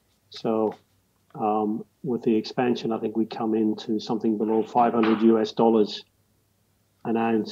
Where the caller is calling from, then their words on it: Perth, Western Australia, Australia; Perth, Western Australia.